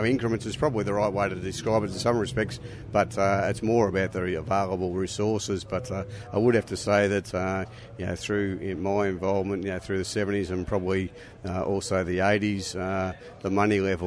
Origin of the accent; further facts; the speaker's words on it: Melbourne, Victoria, Australia; where I grew up in Chelsea in Melbourne